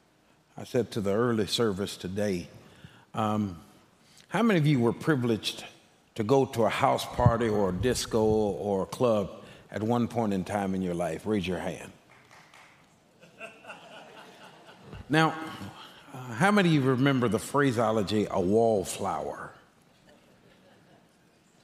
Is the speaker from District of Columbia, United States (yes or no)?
no; Texas, United States; I'm a Texan by birth